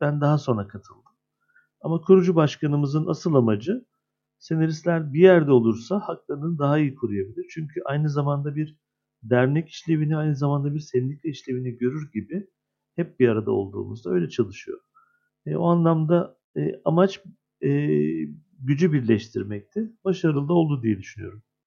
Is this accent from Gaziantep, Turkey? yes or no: no; Adana, Turkey; 52 yaşındayım, Adana doğumluyum.